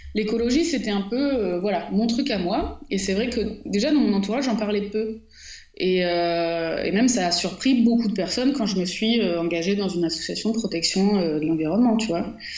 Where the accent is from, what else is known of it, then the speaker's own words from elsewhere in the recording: Marseille, Provence-Alpes-Côte d'Azur, France; je suis née à Marseille